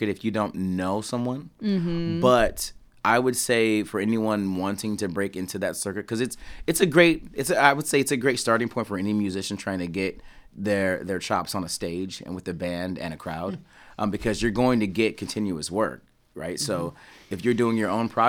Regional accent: East Coast, United States; I'm from the East Coast

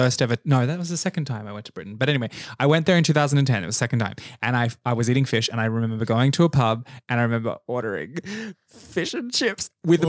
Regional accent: Queensland, Australia; I'm a Queenslander. I happen to live here. I did grow up in Southeast Queensland, but I'm severely different from people in far north Queensland.

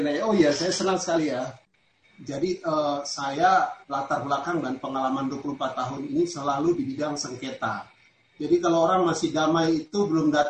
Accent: Sorong, Southwest Papua, Indonesia; dari Sorong, Papua. Di sini saya melihat ada tadi saudara-saudara saya dari Papua juga ada.

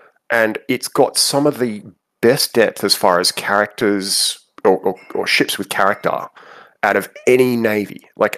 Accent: Australia; as an Aussie

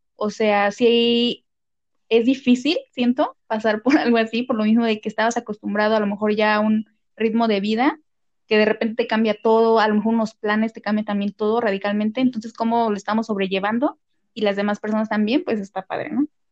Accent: Morelos, Mexico; moved away; yo soy de Morelos

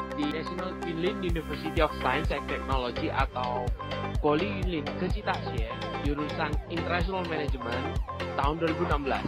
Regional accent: Surabaya, East Java, Indonesia; moved away as an adult; also born or lived in Taiwan; asal dari Surabaya

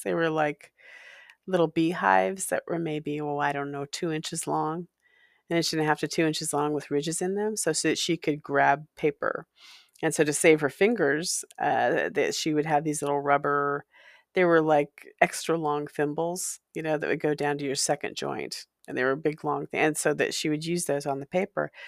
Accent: Walla Walla, Washington, United States; also born or lived in California; a haunted house in Walla Walla where I spent some years as a child, uh, growing into preteen

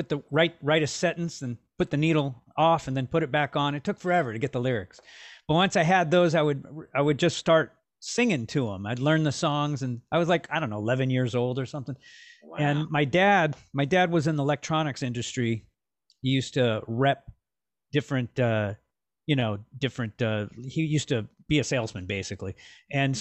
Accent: Los Angeles, California, United States; Born and raised in Los Angeles

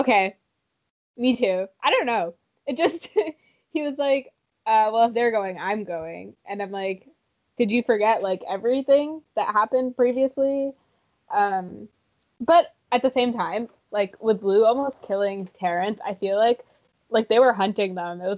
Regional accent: Canada; being Canadian

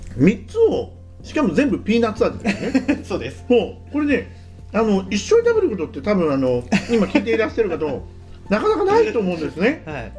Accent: Tokyo, Japan; now in Hokkaido, Japan; 私東京出身なんですよね

